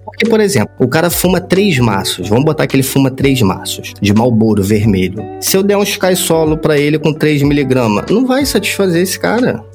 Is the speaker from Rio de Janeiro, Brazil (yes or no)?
yes; Rio de Janeiro, Brazil; eu sou do Rio de Janeiro